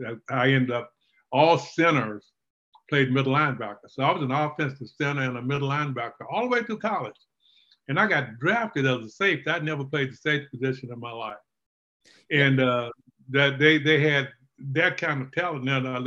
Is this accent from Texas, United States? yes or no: yes; Lufkin, Texas, United States; Well, you know, Texas was the only place I knew, so I thought it was great, and I still have that affinity to want to go back to my hometown.